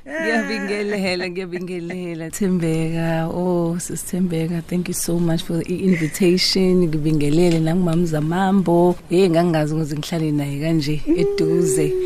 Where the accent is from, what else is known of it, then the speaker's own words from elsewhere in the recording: Richmond, KwaZulu-Natal, South Africa; also born or lived in Hammarsdale; Ngikhulele endaweni yase Richmond ngaqala ufunda kuqala nje first year ngofunda entendeleni eHammersdale